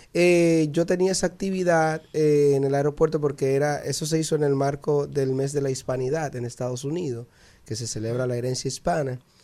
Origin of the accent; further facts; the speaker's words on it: San Cristóbal, Dominican Republic; mi pueblo San Cristóbal